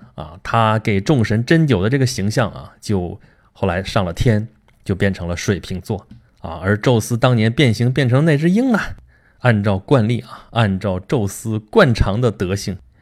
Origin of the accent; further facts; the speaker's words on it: China; also born or lived in Beijing; 我们中国人叫它北落狮门